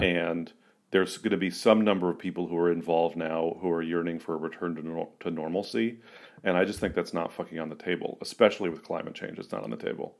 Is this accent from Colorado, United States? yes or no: no; San Francisco, California, United States; also born or lived in Portland, Oregon; growing up in San Francisco